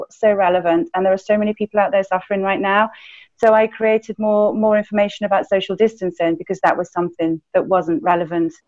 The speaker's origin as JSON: {"language": "English", "region": "England", "country": "United Kingdom", "also_born_or_lived": "South America / Chile", "moved": "as an adult", "lives_now": "Austria", "said": "I'm from England originally. I'm currently in Austria, but I spent the last two decades in South America."}